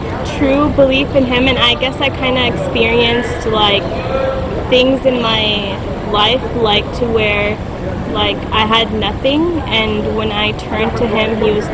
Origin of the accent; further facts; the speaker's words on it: Pakistan; And I'm Pakistani